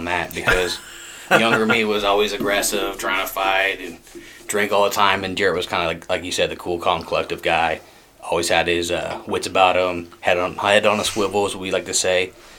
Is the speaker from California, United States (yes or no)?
yes; Southern California, United States; So I'm from California originally, Southern California.